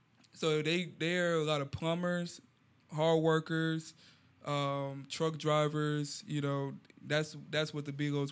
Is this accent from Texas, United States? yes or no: yes; Houston, Texas, United States; yeah, I grew up in Houston